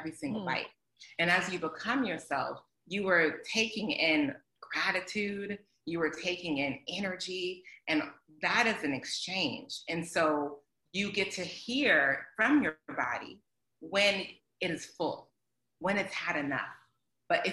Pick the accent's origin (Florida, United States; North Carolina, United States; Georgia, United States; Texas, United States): Georgia, United States; Atlanta; I grew up in Atlanta